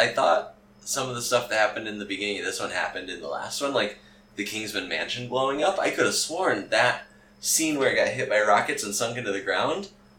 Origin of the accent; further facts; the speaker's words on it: United States; I'm an American.